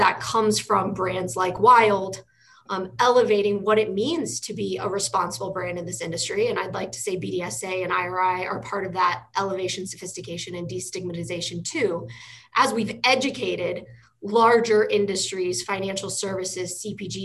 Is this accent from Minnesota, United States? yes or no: no; Indiana, United States; now in Colorado, United States; I'm from Indiana